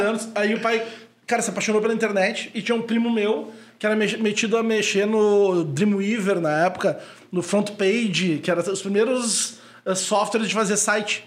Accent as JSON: {"language": "Portuguese", "town": "Uruguaiana", "region": "Rio Grande do Sul", "country": "Brazil", "tie": "born or raised there", "also_born_or_lived": "Porto Alegre / Palmeira das Missões / São Francisco de Assis", "moved": "yes", "said": "me criei em Uruguaiana a gente saiu daqui, eu tinha três meses"}